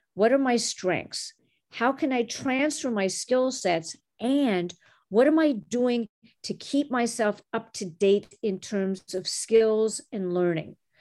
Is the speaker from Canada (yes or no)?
yes; Montreal, Quebec, Canada; first language French; English is a second language; now in Chicago, United States; Growing up in Canada, I was the daughter of immigrants who came from Egypt and Syria